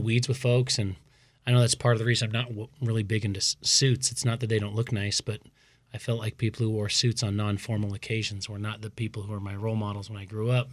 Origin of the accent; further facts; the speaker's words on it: Boise, Idaho, United States; also born or lived in Davis, California; now in Pocatello, United States; growing up in Boise